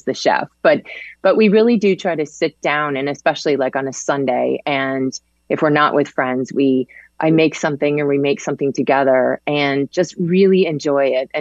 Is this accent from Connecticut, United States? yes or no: yes; Connecticut, United States; also born or lived in Manhattan, New York; I was born in Manhattan, but I grew up in Connecticut